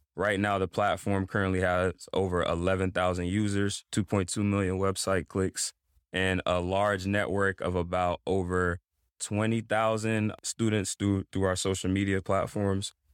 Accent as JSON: {"language": "English", "town": "Greensboro", "region": "North Carolina", "country": "United States", "tie": "born or raised there", "also_born_or_lived": "Togo", "said": "Pretty much grew up in Greensboro, North Carolina"}